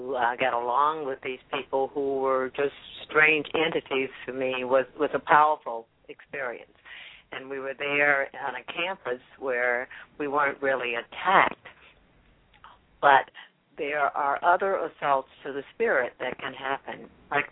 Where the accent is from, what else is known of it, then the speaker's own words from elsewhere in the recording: Jacksonville, Florida, United States; growing up in North Florida in Jacksonville